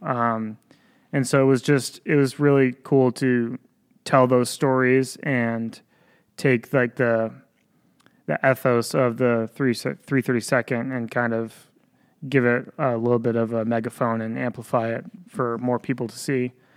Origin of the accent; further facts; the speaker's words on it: Ballston Spa, New York, United States; I grew up locally. I grew up in Boston Spa, New York, went to Boston Spa High School